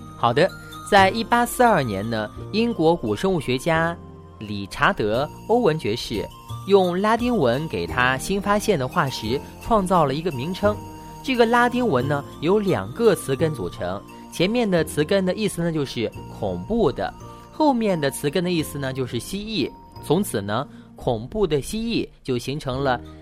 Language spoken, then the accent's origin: Chinese; China; 我们中国人